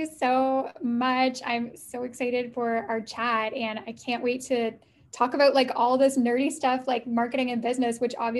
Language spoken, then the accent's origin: English; Canada; also born or lived in Italy; So I am in Canada. I'm Canadian. I live in Ottawa.